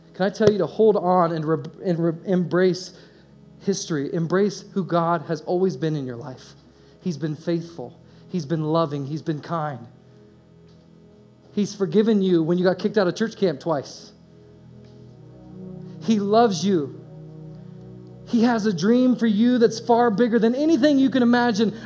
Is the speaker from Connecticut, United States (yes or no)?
no; Indiana, United States; moved away as an adult; also born or lived in East Coast / West Coast; I was raised in Indiana